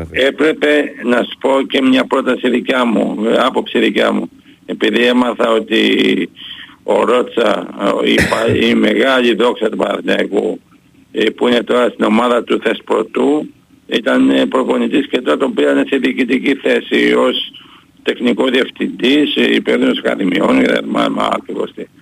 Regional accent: Greece; να πούμε ένα με πολύ μεγάλο και θερμό ευχαριστώ ως Έλληνας και ως φίλαθος στον Νίκο τον Γκάλη

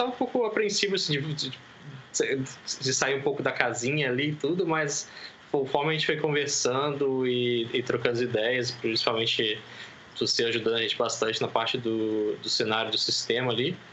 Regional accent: Volta Redonda, Rio de Janeiro, Brazil; now in São Paulo, Brazil; tenho 32 anos, sou originário da cidade de Volta Redonda, interior do Rio de Janeiro, e dos últimos anos tenho residido aqui na cidade de São Paulo, capital

